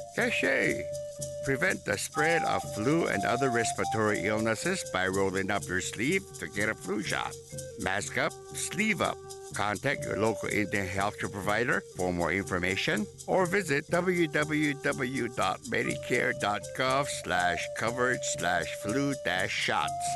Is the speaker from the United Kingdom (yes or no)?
no; Oaxaca, Mexico; I'm from Oaxaca and I'm very proud of my communities here